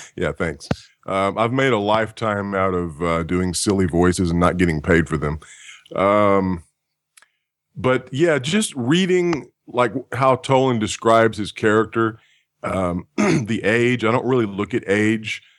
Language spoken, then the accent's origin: English; Texas, United States; moved away; also born or lived in California; I'm actually from Texas